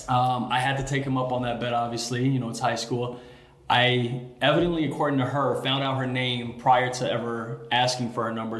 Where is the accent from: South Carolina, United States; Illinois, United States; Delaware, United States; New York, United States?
Illinois, United States; Chicago; Born and raised in Chicago, so I grew up in Hyde Park